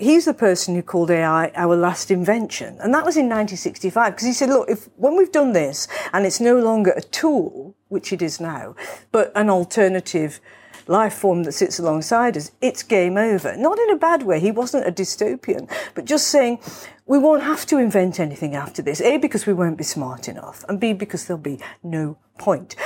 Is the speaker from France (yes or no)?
no; Manchester, North West England, United Kingdom; now in London, United Kingdom; I was born in Manchester